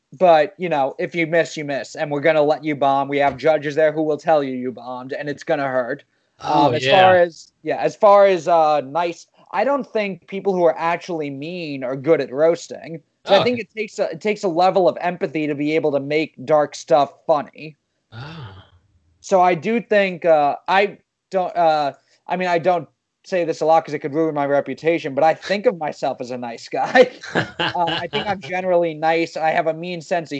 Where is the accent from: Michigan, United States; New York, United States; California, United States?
New York, United States; New York City; I grew up in Queens